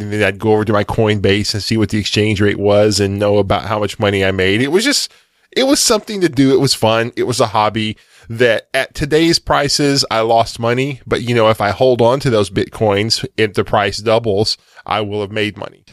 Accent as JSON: {"language": "English", "region": "Texas", "country": "United States", "said": "as a Texan"}